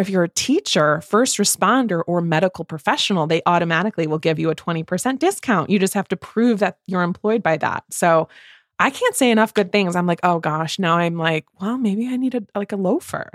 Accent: Midwest, United States; from two Midwest mood readers

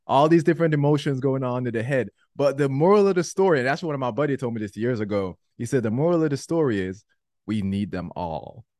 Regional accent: Jamaica; I'm Jamaican

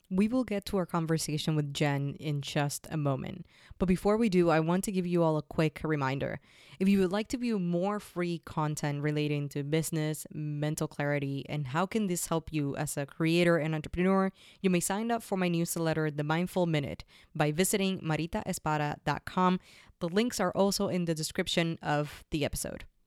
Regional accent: Puerto Rico; moved away; I grew up in Puerto Rico and I left the island

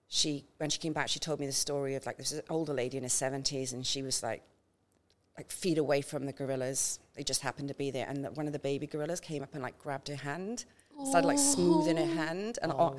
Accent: Wales, United Kingdom; now in Townsville, Australia; That's why I moved from Wales to Townsville. I've seen enough snow in my life, thank you.

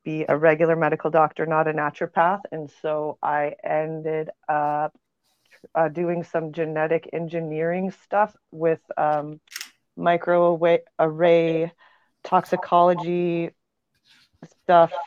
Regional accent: Montana, United States; moved away; also born or lived in New Mexico; I grew up in Montana

